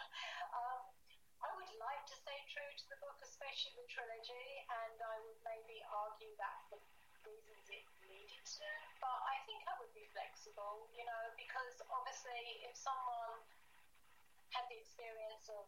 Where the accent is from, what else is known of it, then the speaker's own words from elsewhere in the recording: Rochford, East of England, United Kingdom; accent: Essex; also born or lived in Southend-on-Sea; I lived in Rochford.